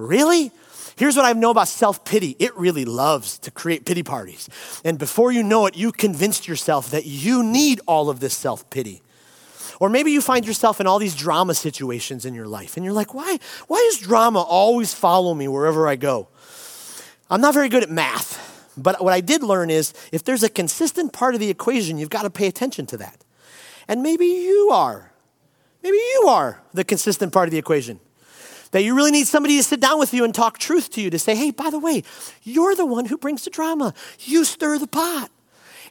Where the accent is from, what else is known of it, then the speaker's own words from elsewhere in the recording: Detroit, Michigan, United States; also born or lived in Chicago; I grew up here in Detroit